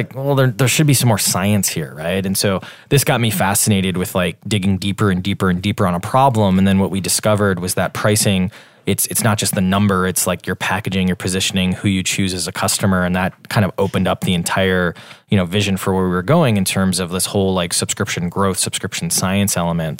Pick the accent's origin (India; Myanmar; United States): United States; Wisconsin; moved away as an adult; also born or lived in Washington, D.C.; now in Boston, United States; I'm from Wisconsin originally. Um, we're based in Boston, though